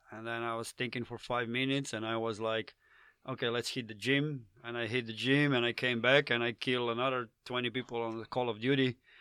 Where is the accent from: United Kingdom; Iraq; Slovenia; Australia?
Slovenia; accent: Slavic; English is a second language; I'm from Slovenia